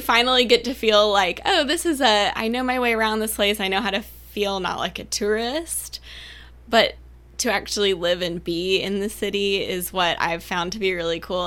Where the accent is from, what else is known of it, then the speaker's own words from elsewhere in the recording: Savannah, Georgia, United States; also born or lived in Edinburgh, Scotland / Norfolk, Virginia; I am born and raised in Savannah